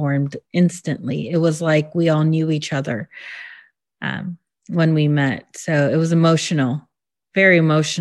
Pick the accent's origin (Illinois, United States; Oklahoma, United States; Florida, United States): Illinois, United States; also born or lived in LaGrange Park, Illinois; I grew up in Illinois. I grew up in Burrage, actually